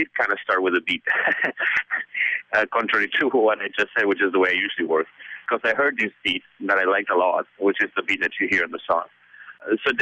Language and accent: English; Buenos Aires, Argentina; English is a second language; I come from Buenos Aires, and I grew up listening to music that I couldn't understand